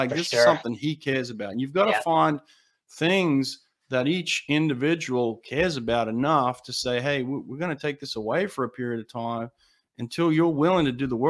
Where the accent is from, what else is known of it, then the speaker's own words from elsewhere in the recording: Australia; now in United States; You know, like, I'm from Australia.